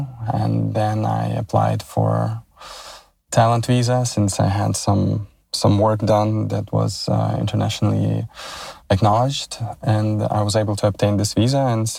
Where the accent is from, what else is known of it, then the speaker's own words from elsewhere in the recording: Odesa, Odesa Oblast, Ukraine; moved away as an adult; now in Los Angeles, United States; I was born in Odessa, Ukraine. I was born in Soviet Union, and I lived in Odessa for 30 years.